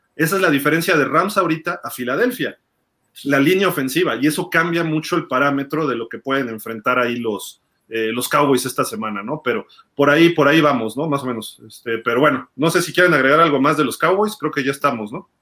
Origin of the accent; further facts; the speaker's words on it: Mexico City, Mexico; mi papá nació en Tamaulipas, mi mamá en Jalisco, y pues yo sí soy chilango